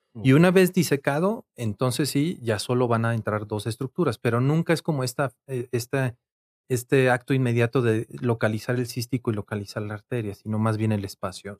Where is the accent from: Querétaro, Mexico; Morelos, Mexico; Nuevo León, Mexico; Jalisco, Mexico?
Querétaro, Mexico; moved away as an adult; now in Mexico City, Mexico; soy originario de la ciudad de Querétaro em, y allá estudié medicina. Después me vine aquí a la Ciudad de México